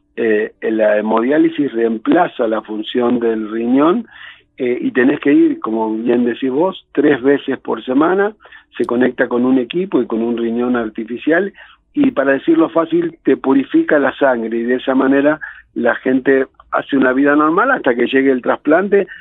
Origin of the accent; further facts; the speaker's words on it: San Justo, Buenos Aires Province, Argentina; nací en San Justo, que es la capital del partido de La Matanza